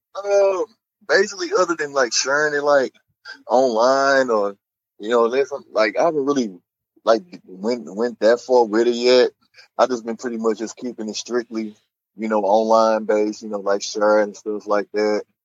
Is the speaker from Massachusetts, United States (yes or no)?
no; East St. Louis, Illinois, United States; now in St. Louis, United States; I was born and raised in East St. Louis